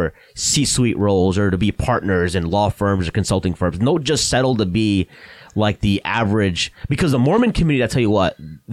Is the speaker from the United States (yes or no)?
no; Bangladesh; moved away; I was born in Bangladesh, so my parents immigrated here